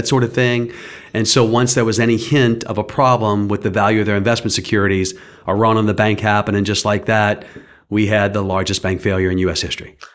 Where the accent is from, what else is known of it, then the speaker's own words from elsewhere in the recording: St. Bernard Parish, Louisiana, United States; moved away as an adult; now in Lafayette, United States; I grew up in Saint Bernard Parish